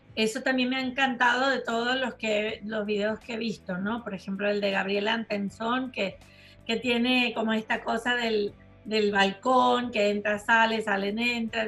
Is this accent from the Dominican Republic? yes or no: no; Venezuela; moved away; Me fui antes, pero mm, sí es verdad que no pude volver. O sea, yo me fui en el noventa y dos